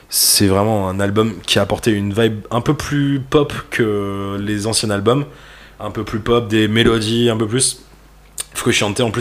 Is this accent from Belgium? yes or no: yes; Belgium; born there; Je suis né en Belgique.